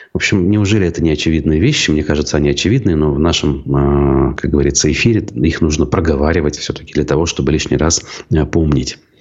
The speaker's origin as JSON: {"language": "Russian", "area": "Baltachevsky District", "region": "Bashkortostan", "country": "Russia", "tie": "born or raised there", "said": "в Болтачевском районе Башкортостана, у меня на родине"}